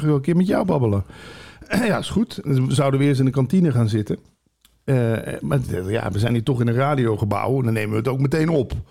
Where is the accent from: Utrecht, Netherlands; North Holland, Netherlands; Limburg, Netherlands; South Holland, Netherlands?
Limburg, Netherlands; moved away; ik kom uit Limburg dan oorspronkelijk